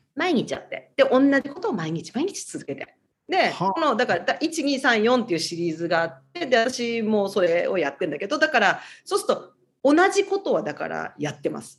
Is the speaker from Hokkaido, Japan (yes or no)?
no; Tokyo, Japan; now in Honolulu, United States; で、私、東京なんですね。あの、元々